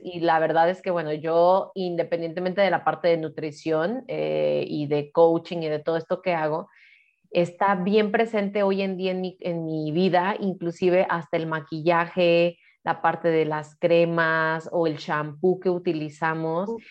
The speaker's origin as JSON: {"language": "Spanish", "country": "Mexico", "lives_now": "Guadalajara, Mexico"}